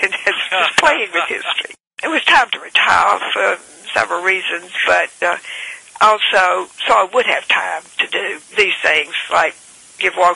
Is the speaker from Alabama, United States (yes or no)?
yes; Alabama, United States; also born or lived in Montgomery, Alabama / Prattville, Alabama / Clanton, Alabama / Auburn, Alabama; I was born in Montgomery. I have a long line of ancestors that were in Montgomery, but my grandparents, both sets of grandparents, and my parents lived in Prattville when I was born